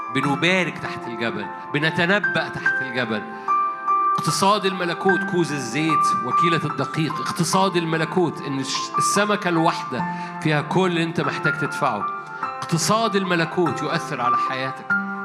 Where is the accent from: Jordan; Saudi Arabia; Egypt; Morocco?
Egypt